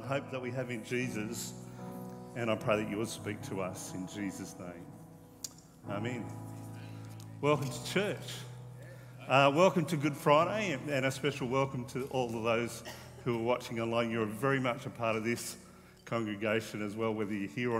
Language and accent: English; Wollongong, New South Wales, Australia; now in Tasmania, Australia; my hometown in Wollongong